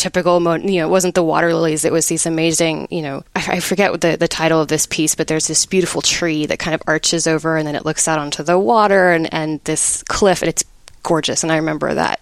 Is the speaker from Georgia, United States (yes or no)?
no; Dripping Springs, Texas, United States; I grew up in Dripping Springs